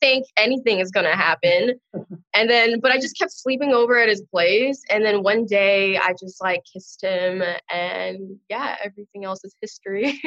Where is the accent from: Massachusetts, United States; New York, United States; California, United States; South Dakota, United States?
California, United States; Long Beach; I'm from Long Beach, California. Um, I was born there. I went to college there. Pretty much grew up there my whole life.